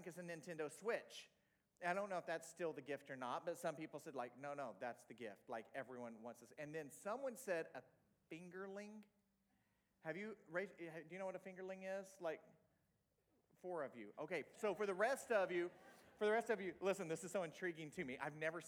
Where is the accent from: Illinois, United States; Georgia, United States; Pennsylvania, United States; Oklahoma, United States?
Oklahoma, United States; Tulsa; moved away as an adult; also born or lived in Lisbon, Portugal; I'm from Oklahoma